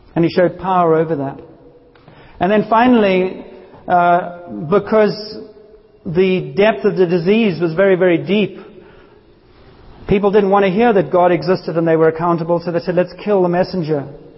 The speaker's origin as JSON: {"language": "English", "country": "South Africa", "tie": "born or raised there", "said": "I grew up in South Africa"}